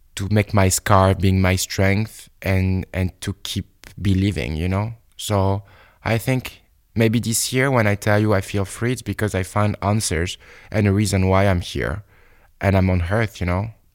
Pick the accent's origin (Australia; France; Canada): France; Bordeaux, Nouvelle-Aquitaine; English is a second language; moved away; in my bedroom in Bordeaux